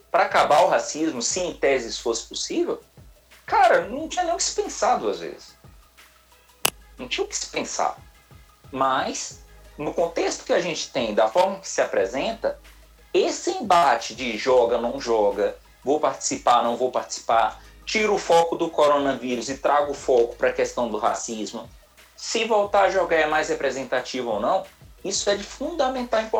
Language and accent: Portuguese; Salvador, Bahia, Brazil; Eu também sou daqui de Salvador.